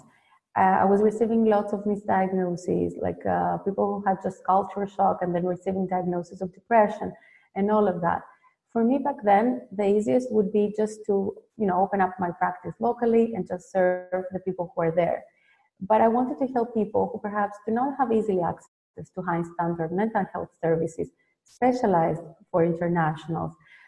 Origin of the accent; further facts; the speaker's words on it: Greece; moved away as an adult; now in Netherlands; I was born and raised in Greece